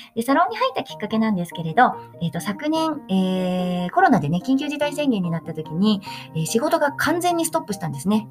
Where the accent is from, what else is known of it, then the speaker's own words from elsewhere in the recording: Nagano, Japan; 私は長野県に生まれました